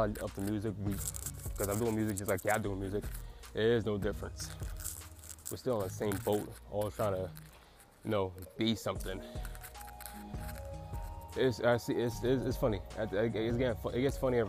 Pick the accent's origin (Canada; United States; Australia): United States; I'm still an American, so as an American